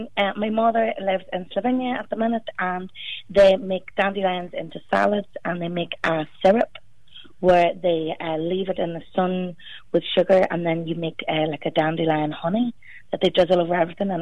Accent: Armagh, Northern Ireland, United Kingdom; moved away as an adult; also born or lived in Manchester / Kilkenny; I'm from Armagh, and my people are from Kilkenny and Armagh, and I lived in Manchester for many years, and I moved over there to go to university

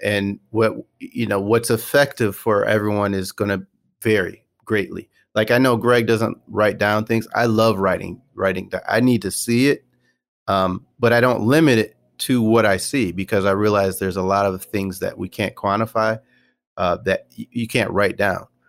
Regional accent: Michigan, United States; I went to Western Michigan University. I'm from Michigan

